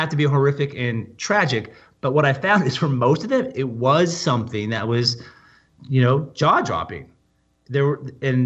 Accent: Portland, Oregon, United States; I grew up in Portland, Oregon

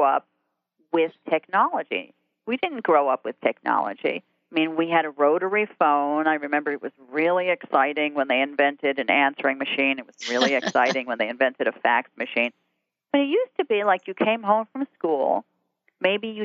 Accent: Jersey Shore, New Jersey, United States; I grew up on the Jersey Shore

